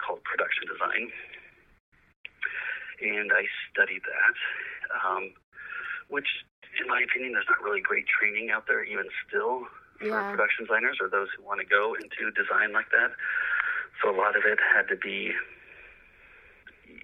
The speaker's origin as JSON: {"language": "English", "town": "Los Angeles", "region": "California", "country": "United States", "tie": "born or raised there", "said": "I grew up in Los Angeles"}